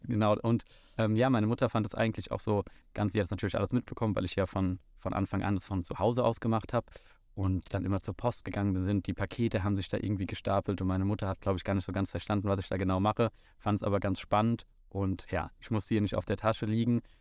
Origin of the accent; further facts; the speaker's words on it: Frankfurt, Hesse, Germany; Ich komme hier aus dem wunderschönen Bonames, wo wir auch gerade auf dem Flugplatz stehen. Bin gebürtiger Frankfurter